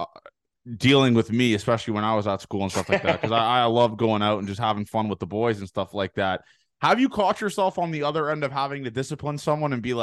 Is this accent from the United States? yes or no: no; Canada; moved away; I'm from Canada